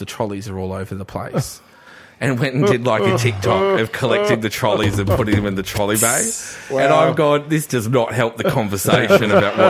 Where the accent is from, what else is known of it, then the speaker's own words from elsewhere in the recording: Redbank Plains, Queensland, Australia; Redbank Plains feels like I'm from Redbank Plains, and we feel like we don't get anything.